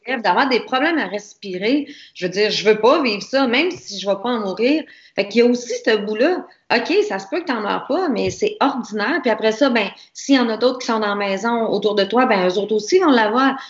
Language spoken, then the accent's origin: French; Quebec, Canada; nous autres, euh, en tant que Québécois, Canadiens